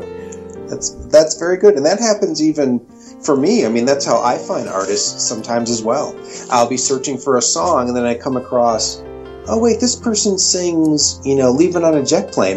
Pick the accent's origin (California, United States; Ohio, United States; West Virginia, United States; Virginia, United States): Ohio, United States; Cleveland; I'm from Ohio. I'm originally from Cleveland, Ohio